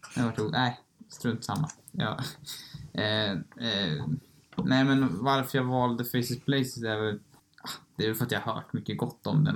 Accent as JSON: {"language": "Swedish", "country": "Sweden", "said": "vi är från Sverige"}